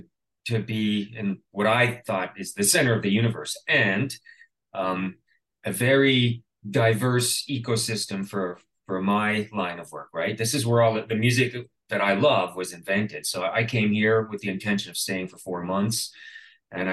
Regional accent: Canada; being Canadian, I did receive a grant from the Canada Council for the Arts

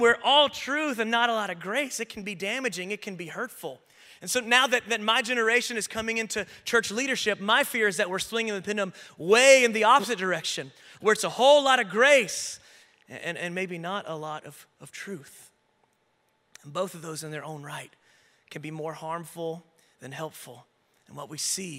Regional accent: the Bible Belt / the South, United States; I grew up in the Bible Belt in a very traditional church, and for many of us who grew up in the South

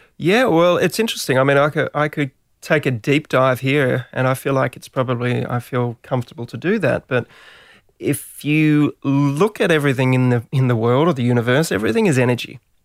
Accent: Gold Coast, Queensland, Australia; moved away; also born or lived in Melbourne / Sydney; I was a surfer from the Gold Coast

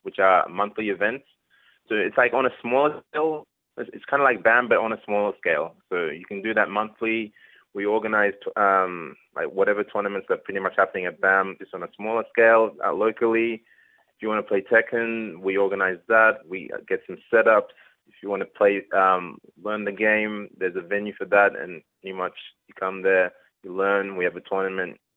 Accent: Australia; I was born in Australia, but that's Nigerian heritage

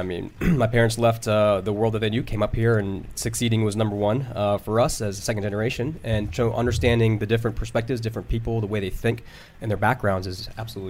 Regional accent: Northern Virginia, United States; also born or lived in Philadelphia, Pennsylvania; I was born in Philly, but born and raised in Northern Virginia.

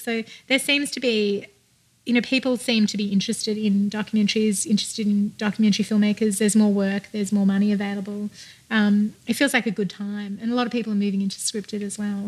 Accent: Australia; now in United States

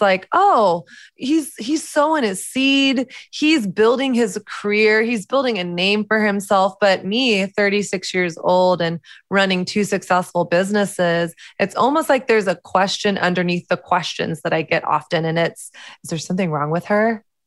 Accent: the South, United States; moved away as an adult; now in New York, United States; I grew up in the South, which is very conservative Christian

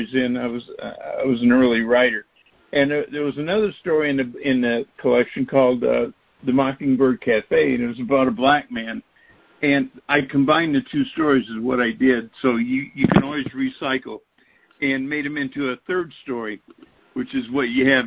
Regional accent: Gulf Coast, East Texas, United States; moved away as an adult; also born or lived in Chicago / Southern Indiana; I grew up in East Texas on the Gulf Coast, and my grandmother had a seafood restaurant

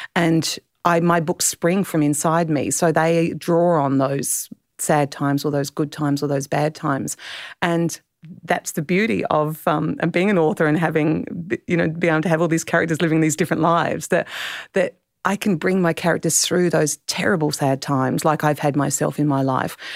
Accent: Clare Valley, South Australia, Australia; also born or lived in Adelaide; I grew up in the Clare Valley

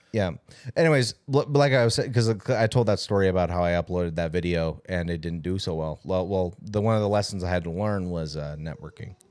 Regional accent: California, United States; growing up in California

